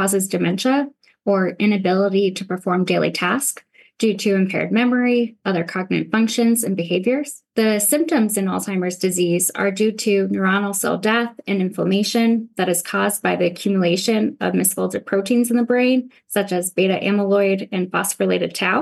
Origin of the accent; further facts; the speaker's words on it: Massachusetts, United States; also born or lived in El Paso, Texas; now in San Antonio, United States; I was born in El Paso, but I grew up in Massachusetts